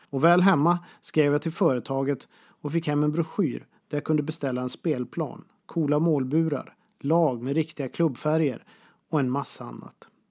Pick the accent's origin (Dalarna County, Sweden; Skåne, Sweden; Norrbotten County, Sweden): Norrbotten County, Sweden; Boden; Pressbyrån hemma i Boden